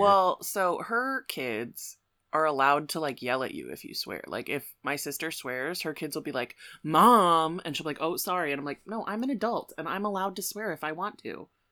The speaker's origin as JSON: {"language": "English", "town": "Aurora", "country": "United States", "tie": "born or raised there", "said": "I grew up in Aurora"}